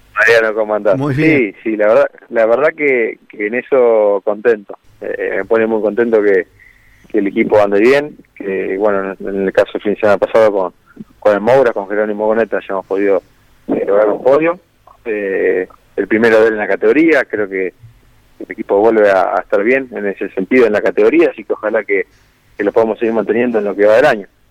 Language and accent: Spanish; San Carlos, Maldonado, Uruguay; now in Mar del Plata, Argentina; un poco más sobre la costa, eh, más cerca de, Maldonado, en San Carlos más específicamente